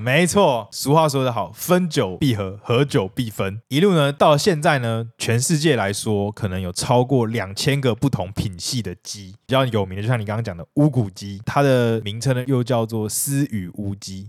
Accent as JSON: {"language": "Chinese", "country": "Taiwan", "said": "我们台湾人"}